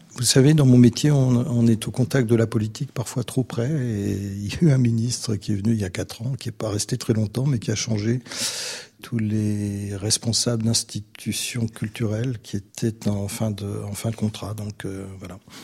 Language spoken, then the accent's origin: French; France; now in Vienna, Austria; je suis français